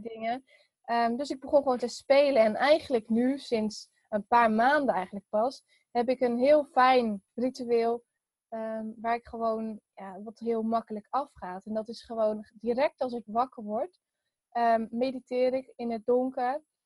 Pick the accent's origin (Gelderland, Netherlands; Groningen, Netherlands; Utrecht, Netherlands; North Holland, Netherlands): Utrecht, Netherlands; Veenendaal; also born or lived in Texel; ik ben geboren op Texel. En ehm, verder, toen ben ik op mijn zesde verhuisd naar Veenendaal. En daar woon ik nu nog steeds